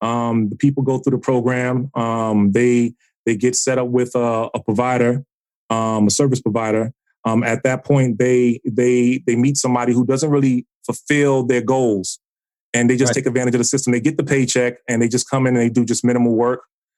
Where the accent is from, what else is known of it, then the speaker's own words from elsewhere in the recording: Tampa, Florida, United States; now in Georgia, United States; You know, we're new to this part of Georgia, so we're not really used to tornadoes. You know, we're from Tampa.